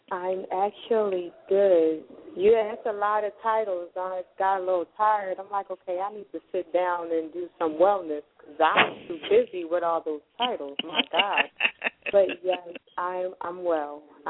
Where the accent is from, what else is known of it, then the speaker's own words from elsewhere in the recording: Montgomery, Alabama, United States; now in Philadelphia, United States; I'm from Montgomery, Alabama, came to Philadelphia.